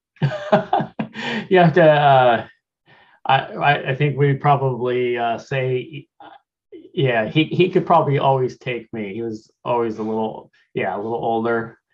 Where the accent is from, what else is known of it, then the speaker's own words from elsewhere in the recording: Laramie, Wyoming, United States; now in Tacoma, United States; I was born and raised in Laramie, Wyoming